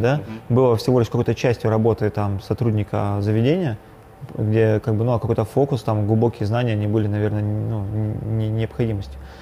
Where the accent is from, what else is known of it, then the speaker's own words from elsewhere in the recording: Yekaterinburg, Sverdlovsk Oblast, Russia; я родился в Екатеринбурге, ну, в Свердловске тогда еще, в 88 году учился в Горном университете